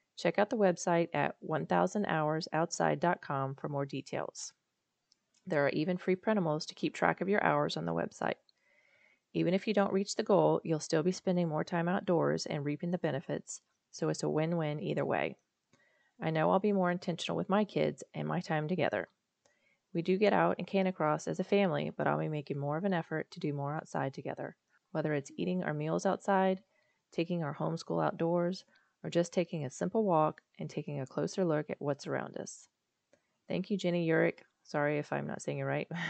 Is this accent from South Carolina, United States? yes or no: yes; Charleston, South Carolina, United States; also born or lived in Florida; now in Virginia, United States; I'm from Charleston, South Carolina, and before that, Florida